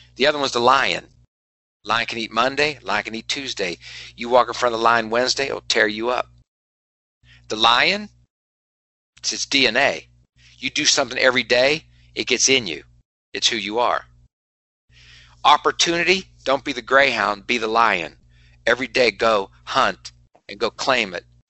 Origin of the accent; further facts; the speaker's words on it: West Virginia, United States; moved away; I'm from West Virginia